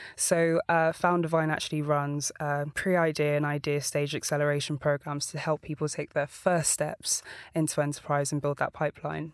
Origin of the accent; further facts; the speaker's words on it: London, United Kingdom; I was born in Walthamstow.